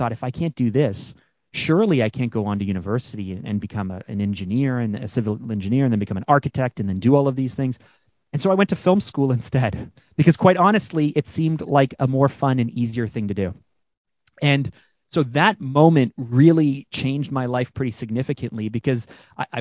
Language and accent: English; Canada; I'm Canadian